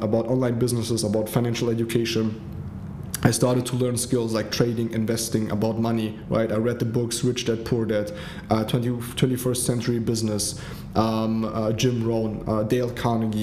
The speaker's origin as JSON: {"language": "English", "country": "Germany", "tie": "born or raised there", "also_born_or_lived": "Africa", "said": "my mom went back to Germany with my little sister and me. I grew up in Germany, humble beginning"}